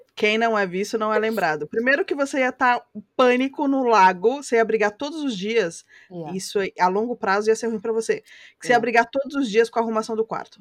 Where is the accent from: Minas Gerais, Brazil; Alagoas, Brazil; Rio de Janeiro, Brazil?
Rio de Janeiro, Brazil; Eu sou carioca